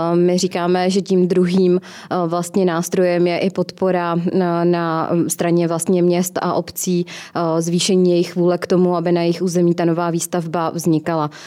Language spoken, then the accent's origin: Czech; Kolín, Central Bohemian Region, Czechia; v mém rodném městě v hmm. Kolíně